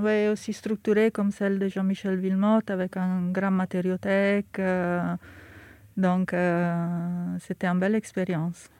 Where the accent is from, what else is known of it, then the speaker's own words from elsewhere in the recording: Milan, Lombardy, Italy; French is a second language; moved away as an adult; now in Paris, France; j'ai grandi à Milan